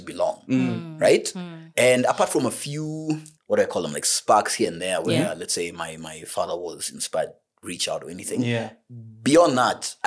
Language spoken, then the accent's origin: English; Nairobi, Kenya; we grew up in Spring Valley